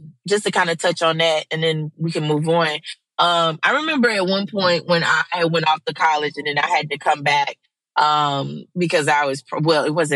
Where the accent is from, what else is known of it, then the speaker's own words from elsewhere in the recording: Mississippi, United States; moved away; I flew to South Mississippi and then like kind of road trip up to my hometown to be with my family